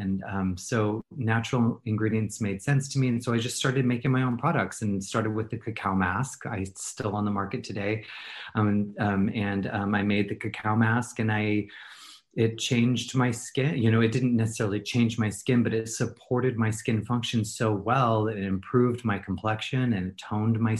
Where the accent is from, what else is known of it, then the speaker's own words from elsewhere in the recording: Portland, Oregon, United States; moved away as an adult; also born or lived in Los Angeles; I grew up in Portland, Oregon